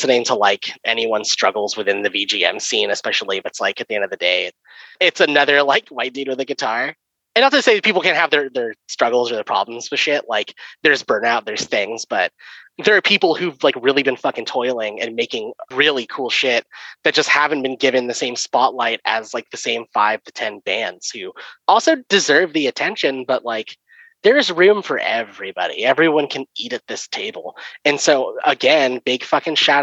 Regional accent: Bay Area, California, United States; I grew up in the Bay Area

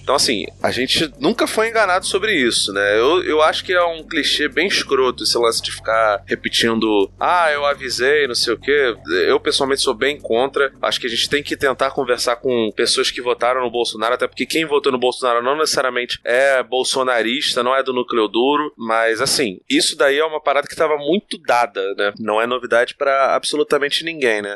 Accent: Brazil; A gente é brasileiro

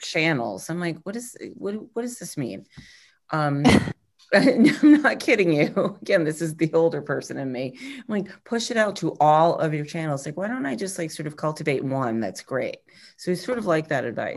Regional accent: New England, United States; I'm a New England person

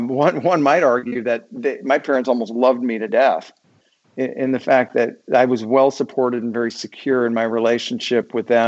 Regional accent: Germany; born there; I was born in Germany and my dad stayed on there after my parents got a divorce.

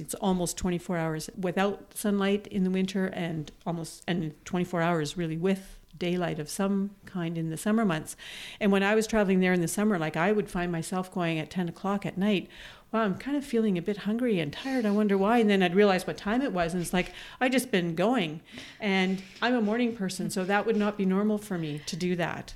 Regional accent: Manitoba, Canada; moved away as an adult; now in Toronto, Canada; growing up in Manitoba, where winters are cold but very sunny

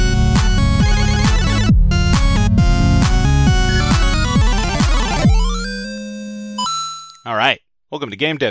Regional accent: Oregon, United States; where are you from? And I was like, Oregon

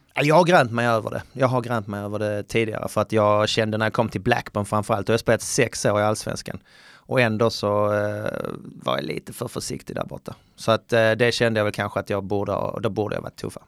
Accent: Skåne, Sweden; jag var från Österlen, från landet

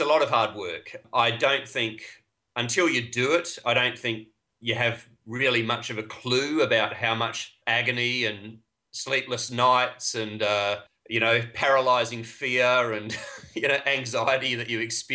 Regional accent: Australia; I am Australian

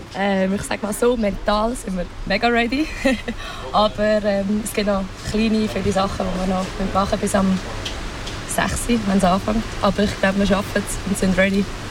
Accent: Wettingen, Aargau, Switzerland; ich bin in Wettigen aufgewachsen

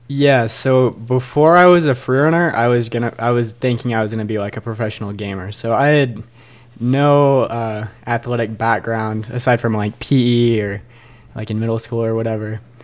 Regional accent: Bend, Oregon, United States; was born and raised in Bend

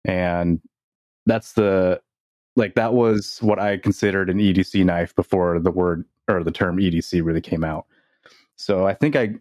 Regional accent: Seattle, Washington, United States; I was born and raised in Seattle

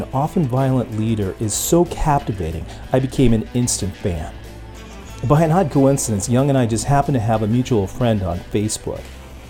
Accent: Los Angeles, California, United States; also born or lived in Berkeley, California; I'm actually from Los Angeles myself. I grew up in LA, but I went to school at Berkeley.

